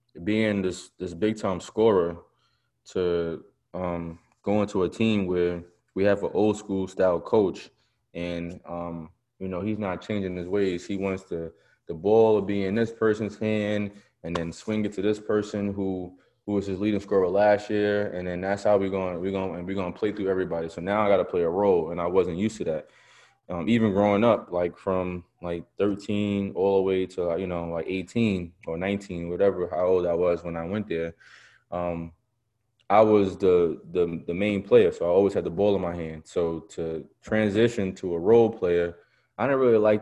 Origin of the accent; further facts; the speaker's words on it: New York, United States; I'm from New York